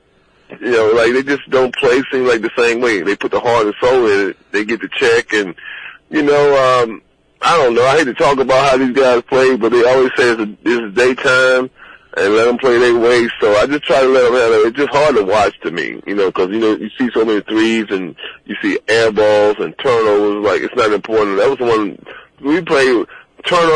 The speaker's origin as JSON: {"language": "English", "town": "Cleveland", "region": "Ohio", "country": "United States", "also_born_or_lived": "the South", "said": "I was from Cleveland"}